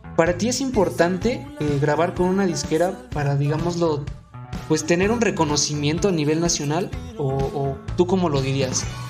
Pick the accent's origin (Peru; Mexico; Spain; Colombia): Mexico; Tulancingo, Hidalgo; nosotros somos originarios de Tulancingo Hidalgo